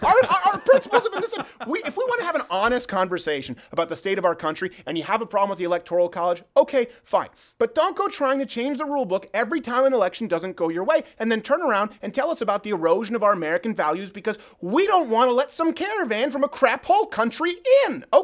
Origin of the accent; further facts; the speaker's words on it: Quebec, Canada; now in United States; I was raised in Canada